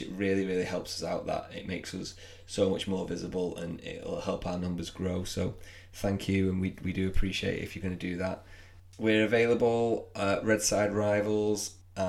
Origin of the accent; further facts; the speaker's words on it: England, United Kingdom; We're English